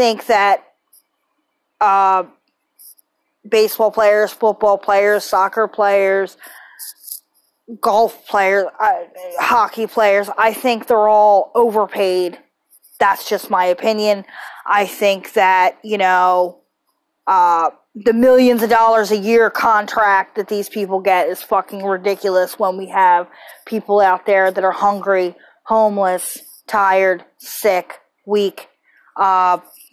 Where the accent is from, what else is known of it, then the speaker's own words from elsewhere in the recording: Philadelphia, Pennsylvania, United States; I was born and raised in Philly